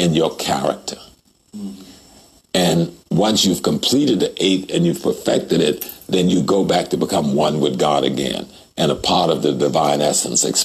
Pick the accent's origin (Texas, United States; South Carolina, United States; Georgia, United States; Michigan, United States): South Carolina, United States; South Carolina, like me, we grew up in the Geechee Gullah culture